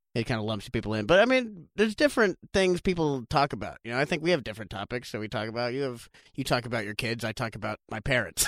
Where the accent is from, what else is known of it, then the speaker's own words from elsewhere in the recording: Maui, Hawaii, United States; also born or lived in Los Angeles; actually born in Los Angeles, uh, raised in Maui